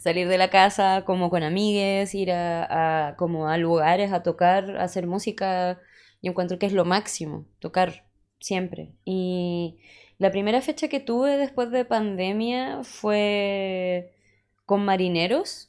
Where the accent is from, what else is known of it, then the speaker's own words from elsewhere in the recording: Punta Arenas, Magallanes and Chilean Antarctica, Chile; moved away; soy de Punta Arenas